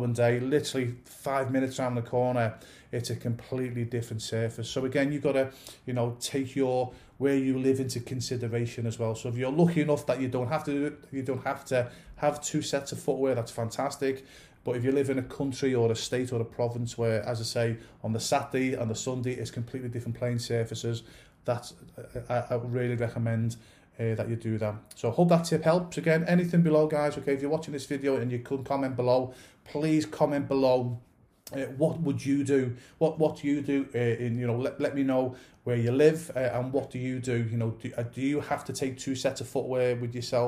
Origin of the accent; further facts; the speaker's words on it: England, United Kingdom; I'm originally from England